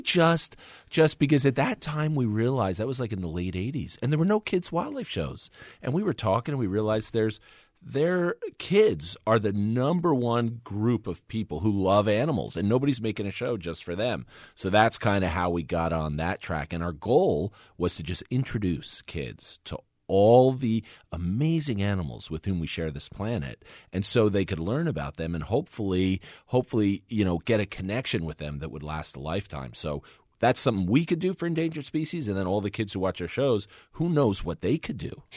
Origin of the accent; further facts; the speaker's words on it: New Jersey, United States; We grew up in New Jersey